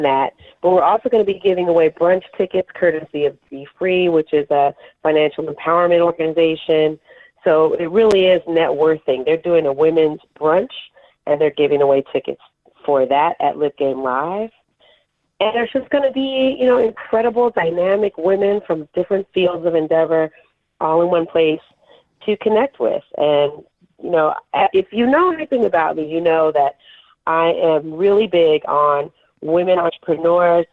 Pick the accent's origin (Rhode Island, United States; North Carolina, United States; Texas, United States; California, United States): California, United States; Inglewood; moved away as an adult; also born or lived in Hollywood, Los Angeles / Oakland; I'm originally from Los Angeles. So, born in Hollywood, raised in Inglewood, and then I moved to Oakland to go to school